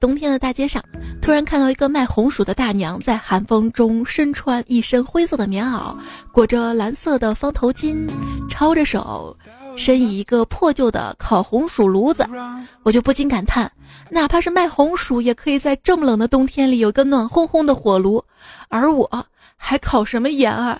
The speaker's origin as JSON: {"language": "Chinese", "region": "Shaanxi", "country": "China", "said": "兵马俑不是我们这儿的吗？我说我是陕西的"}